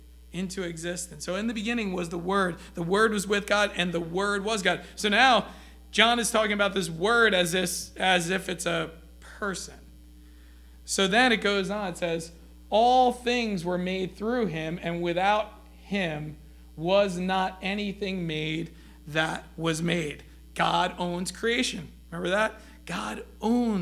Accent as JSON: {"language": "English", "country": "United States", "said": "we as American Christians"}